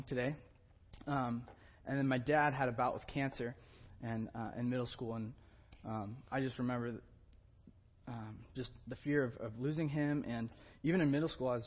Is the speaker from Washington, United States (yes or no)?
yes; Olympia, Washington, United States; I grew up in Olympia, Washington